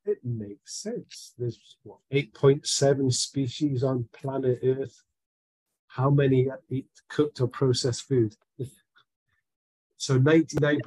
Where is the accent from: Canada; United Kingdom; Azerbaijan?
United Kingdom; Scotland; I am a Scotsman